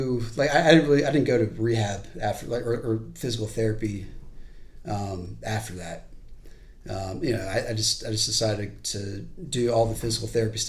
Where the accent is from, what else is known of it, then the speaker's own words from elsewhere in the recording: Charleston, South Carolina, United States; I'm from Charleston. I wasn't born here, but pretty much been here my entire life.